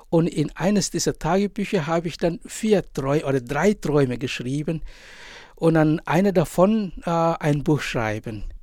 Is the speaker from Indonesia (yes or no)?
yes; East Nusa Tenggara, Indonesia; Ich komme ja aus Indonesien, aus einer kleinen Insel und die Insel heißt Sumba. Mein Elternhaus liegt nur zwei Kilometer entfernt vom äh, Strand.